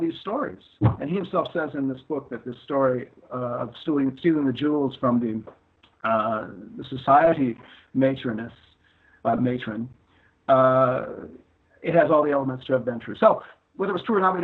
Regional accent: Los Angeles, California, United States; about growing up in Los Angeles in the 60s and 70s

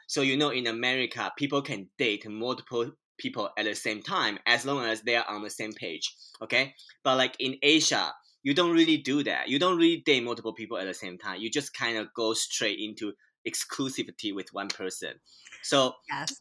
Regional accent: Taiwan; moved away as an adult; now in United States; I'm a Taiwanese immigrant. So I, I was born and raised in Taiwan, and then I came to the U.S. seven years ago

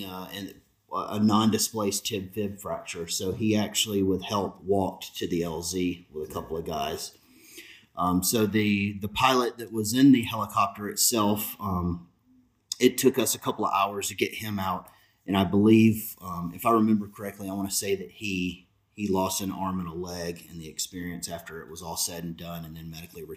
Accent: Alabama, United States; moved away; I was from Alabama.

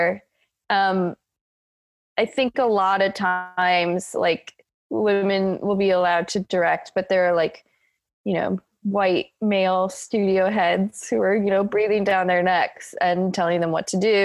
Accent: Iowa, United States; I grew up in Iowa very suburban neighborhood.

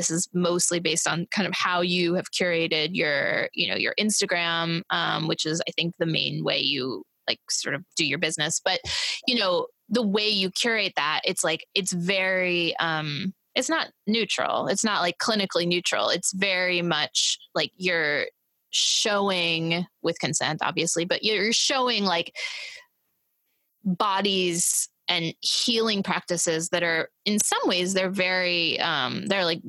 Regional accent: Missouri, United States; now in New York, United States; I grew up in Missouri

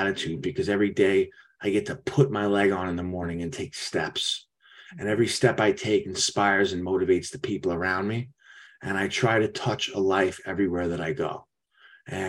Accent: New York, United States; I'm from New York

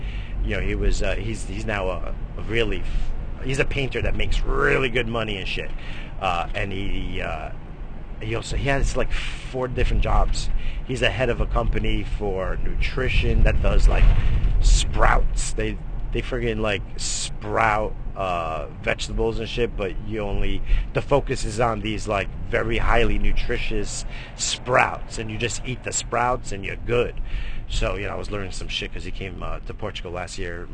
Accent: New York, United States; I come from New York, we got fucking game

